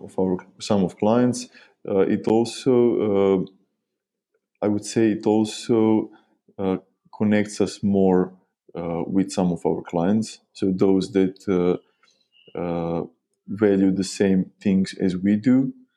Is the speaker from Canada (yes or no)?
no; Novi Sad, Vojvodina, Serbia; we are from Novi Sad, Serbia